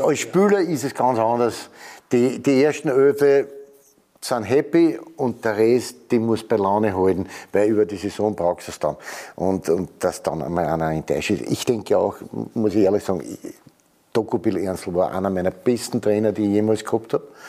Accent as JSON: {"language": "German", "region": "Vienna", "country": "Austria", "said": "wir sich ja zwei Jahre lang häkeln lassen müssen von den Salzburger"}